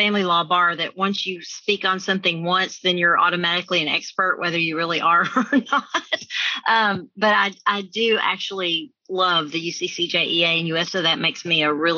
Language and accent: English; Mexia, Texas, United States; I am a small town girl. I grew up in Mahia, Texas